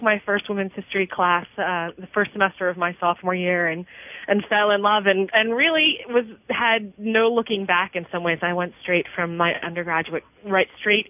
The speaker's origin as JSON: {"language": "English", "town": "Wilmington", "region": "Delaware", "country": "United States", "tie": "born or raised there", "said": "So I grew up in Wilmington, Delaware, the large family, mm-hmm. and I went to college in North Carolina"}